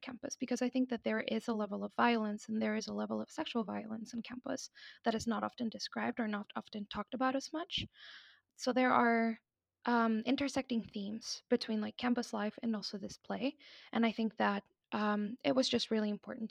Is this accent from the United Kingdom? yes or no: no; Mexico; moved away as an adult; I'm from Mexico. That's where I was born. That's where I was raised.